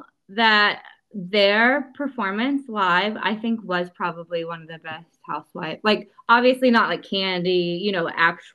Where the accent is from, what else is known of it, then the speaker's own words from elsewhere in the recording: Liverpool, North West England, United Kingdom; I'm from Liverpool.